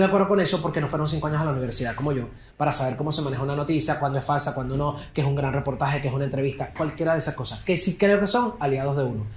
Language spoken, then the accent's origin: Spanish; Venezuela; soy periodista venezolano